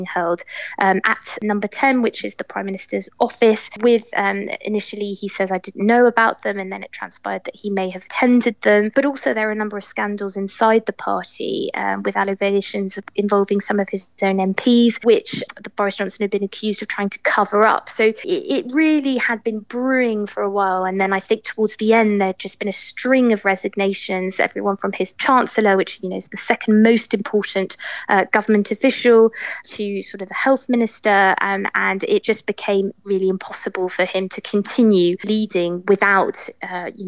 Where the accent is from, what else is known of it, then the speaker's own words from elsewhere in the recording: United Kingdom; moved away as an adult; also born or lived in London / Brussels; now in Paris, France; I'm British